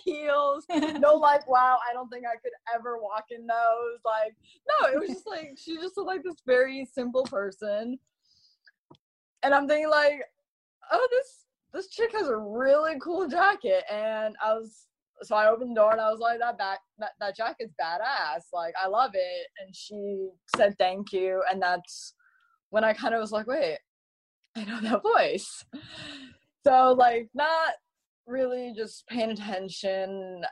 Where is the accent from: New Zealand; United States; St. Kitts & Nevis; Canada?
United States; Malibu, California; also born or lived in Texas; growing up um, in Malibu, I my mom went to school with celebrities.